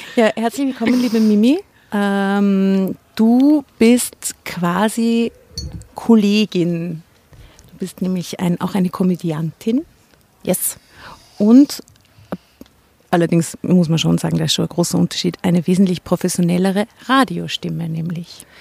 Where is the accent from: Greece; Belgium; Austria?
Austria; Enns, Upper Austria; Ich bin in Enns geboren.